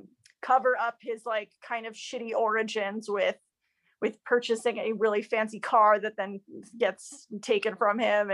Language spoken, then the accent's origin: English; Chicago, Illinois, United States; also born or lived in Los Angeles, United States; I was born in the United States in Tarongelis and grew up mostly in the suburbs of Chicago.